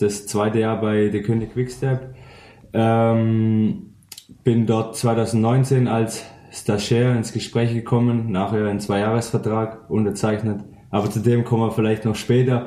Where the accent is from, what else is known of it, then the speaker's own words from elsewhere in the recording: Weilheim an der Teck, Baden-Württemberg, Germany; moved away as an adult; now in Schorndorf, Germany; ich komme ursprünglich aus Weilheim an der Tech